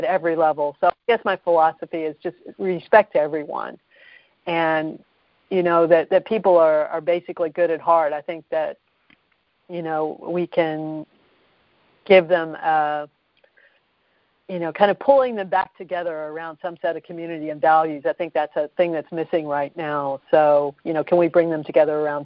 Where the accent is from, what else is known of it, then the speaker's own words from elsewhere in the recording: Kentucky, United States; moved away as an adult; now in Boston, United States; I grew up in Kentucky